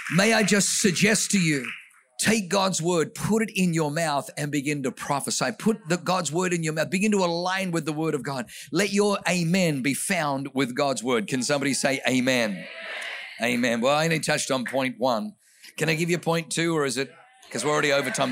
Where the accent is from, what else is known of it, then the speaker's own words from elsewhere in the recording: Australia; also born or lived in Germany / New Zealand; now in United States; grew up in Australia